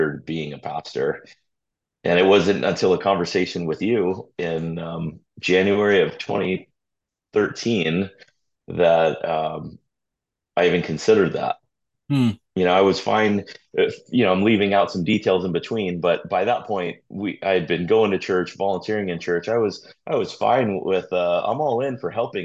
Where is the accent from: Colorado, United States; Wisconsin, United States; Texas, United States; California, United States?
California, United States; Redondo Beach; also born or lived in Torrance, California; Growing up in Redondo, and before we moved to Redondo, living in Torrance, but living in the South Bay my whole life